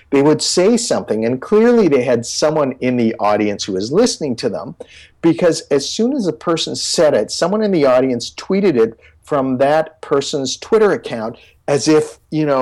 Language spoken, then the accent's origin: English; Canada; I'm from Canada